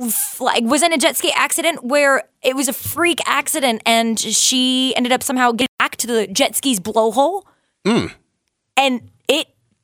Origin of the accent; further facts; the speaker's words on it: Tampa, Florida, United States; also born or lived in Gainesville, Florida; I'm from Tampa, but I grew, I went to school, I guess, in Gainesville